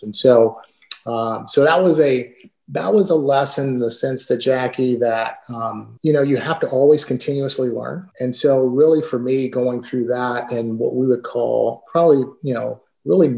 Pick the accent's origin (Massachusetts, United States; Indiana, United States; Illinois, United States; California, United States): California, United States; Southern; moved away as an adult; also born or lived in Portland, Oregon / Connecticut / Scottsdale, Arizona; now in Charlotte, United States; I'm from Southern California, my wife's from Southern California.